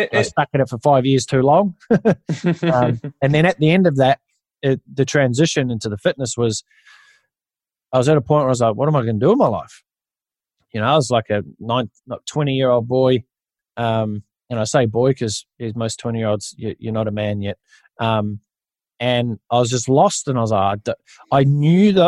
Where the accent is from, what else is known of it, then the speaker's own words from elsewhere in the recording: New Zealand; moved away as an adult; now in Australia; I grew up in New Zealand